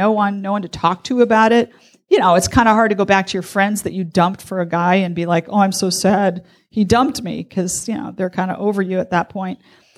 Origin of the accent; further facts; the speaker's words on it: Wisconsin, United States; I was from Wisconsin.